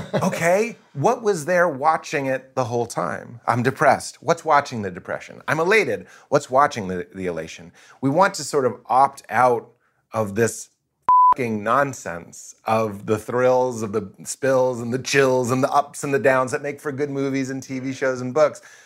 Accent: East Coast, United States; I'm East Coast, my parents Lithuanian

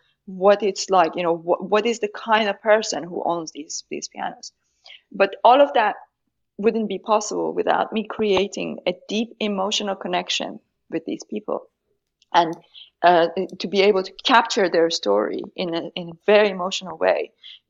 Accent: Tehran, Tehran Province, Iran; English is a second language; moved away as an adult; I grew up, I was born in Tehran during the Iran-Iraq war.

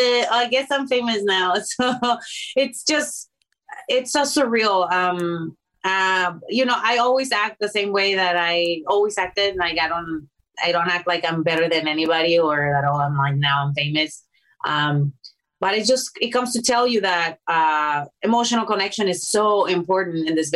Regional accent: Mexico; English is a second language; now in United States; I was from Mexico

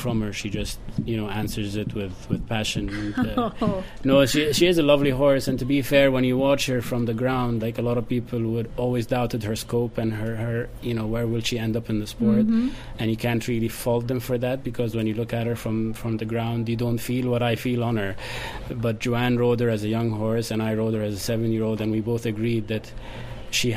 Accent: Cairo, Cairo Governorate, Egypt; now in Ireland; I'm Egyptian. I was born in Egypt, obviously in Cairo.

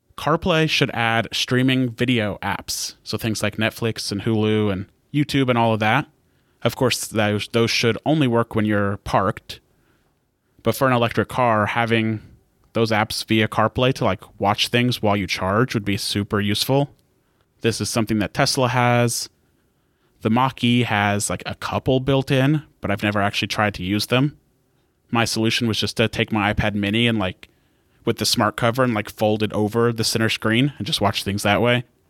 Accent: United States; I'm an American

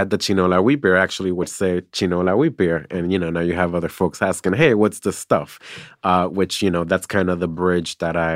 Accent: New York City, New York, United States; I'm from New York City.

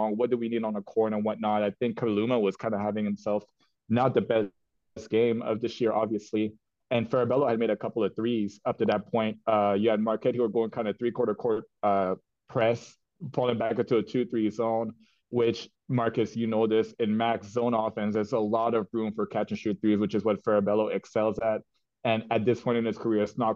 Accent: Canada; as a Canadian

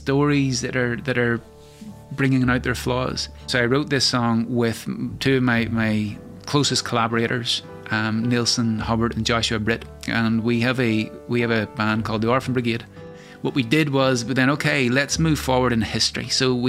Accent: Northern Ireland, United Kingdom; growing up in Northern Ireland during the time of the Troubles

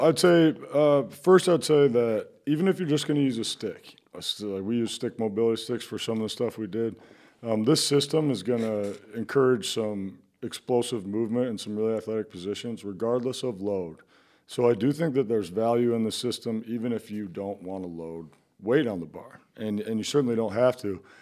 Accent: Iowa City, Iowa, United States; I grew up in Iowa City. Um, and I, I'm an Iowa kid

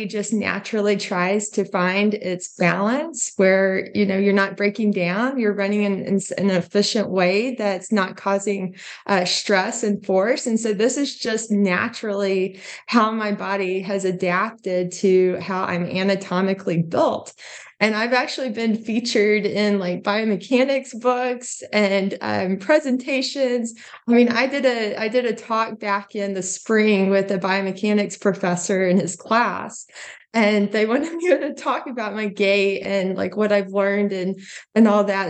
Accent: Duncan, Oklahoma, United States; being from Oklahoma, we get tornadoes. You know, I grew up as a kid, like, you know, had tornado warnings all the time

